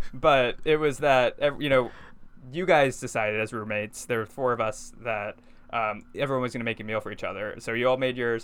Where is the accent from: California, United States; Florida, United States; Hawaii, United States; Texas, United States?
Texas, United States; now in New York City, United States; growing up in Texas